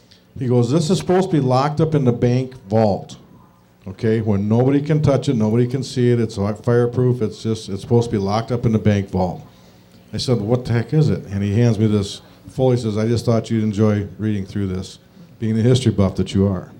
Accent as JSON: {"language": "English", "town": "Baraboo", "region": "Wisconsin", "country": "United States", "said": "I'm from Baraboo"}